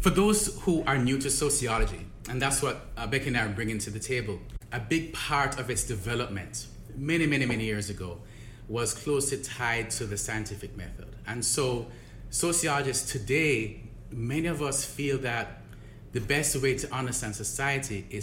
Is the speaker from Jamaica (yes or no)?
yes; Jamaica; I grew up in Jamaica. I grew up in Jamaica in a middle class ha- household. My dad was a civil servant, my mom was a teacher.